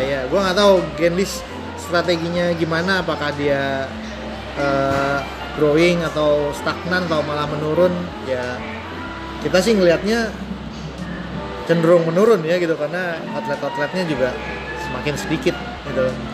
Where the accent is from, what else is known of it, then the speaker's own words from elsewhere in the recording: Jakarta, Indonesia; moved away; Gua besar di uh, Jaksel juga kan gitu loh sebelum gue pindah gitu gue besar di Kebayoran